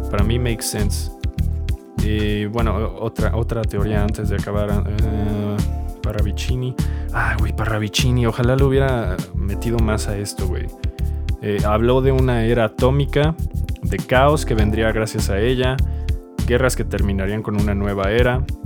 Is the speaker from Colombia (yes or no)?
no; Mexico